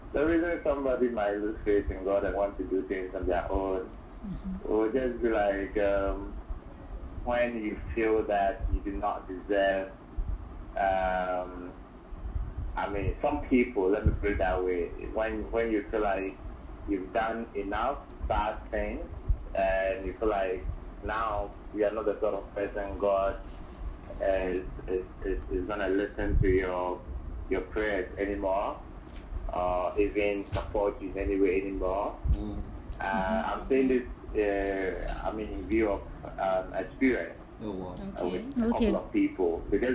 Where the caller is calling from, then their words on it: Accra, Greater Accra, Ghana; I'm calling from Accra.